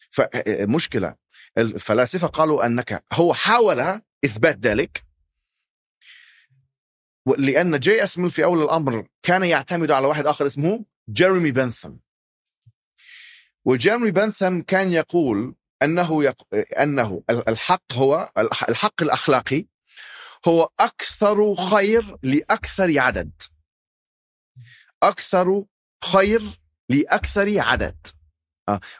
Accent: Alexandria, Alexandria Governorate, Egypt; انا ذهبت الى الاسكندريه انا من الاسكندريه اصلا يعني في مصر

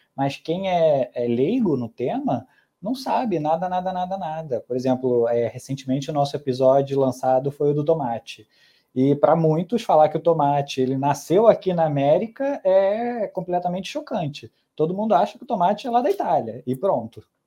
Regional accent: Brazil; also born or lived in Mexico; eu cresci aqui no Brasil

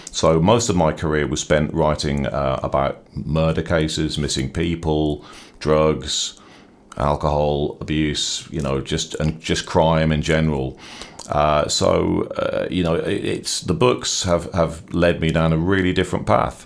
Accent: Norwich, East of England, United Kingdom; also born or lived in Dublin, Ireland; I'm from Norwich, so I'm a native of the, of the city

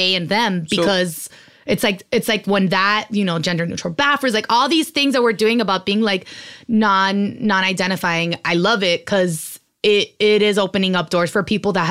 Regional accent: Miami, Florida, United States; I'm Cuban from Miami. So already my accent is what everybody says.

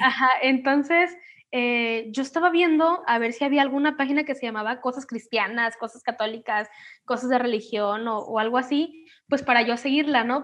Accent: Manzanillo, Colima, Mexico; soy de Colima, México, de Manzanillo

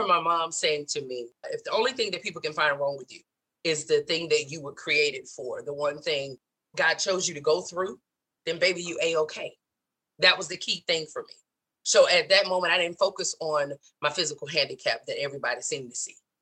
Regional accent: the South, United States; moved away as an adult; growing up in the South.

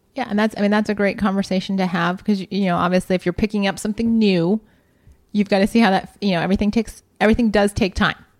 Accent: Columbus, Ohio, United States; I grew up in Columbus, Ohio

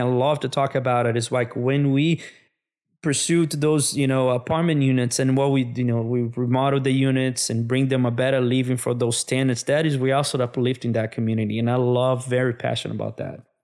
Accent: Brazil; moved away as an adult; also born or lived in São Paulo, Brazil / Minas Gerais, Brazil; now in United States; I'm from Brazil originally

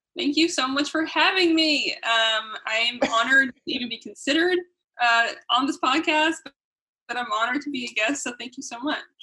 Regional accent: United States; being raised in America

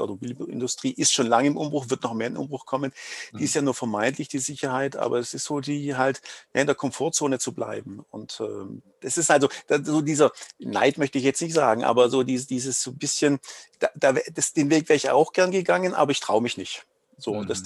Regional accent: Baden-Württemberg, Germany; accent: Swabian; Also wie man es hört, ich komme aus dem Schwäbischen.

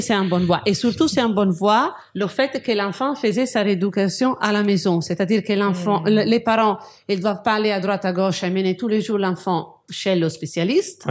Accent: Genoa, Liguria, Italy; moved away; je suis de Gênes

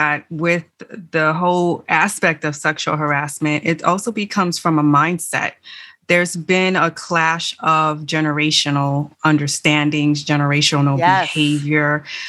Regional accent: Miami, Florida, United States; born or raised there; moved away as an adult

